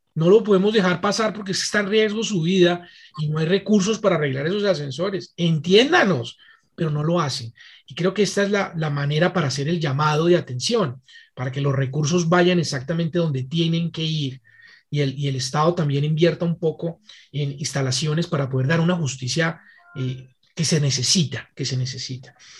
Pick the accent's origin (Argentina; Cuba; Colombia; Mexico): Colombia; como colombianos